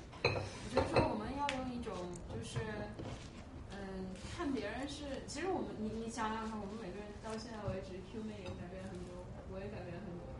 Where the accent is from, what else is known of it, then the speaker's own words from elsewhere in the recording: China; 就是反正反正我就觉得说，嗯，就是我我们中国人吧，我觉得就是说，我不知道，我最后就想问个问题吧。